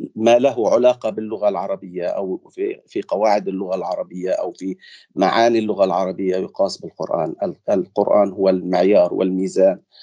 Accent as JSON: {"language": "Arabic", "country": "Palestine", "tie": "born or raised there", "accent": "Palestinian", "first_language": "Arabic", "moved": "yes", "said": "اللهجه العربيه اللي انا بحكيها كفلسطيني ابن مخيم"}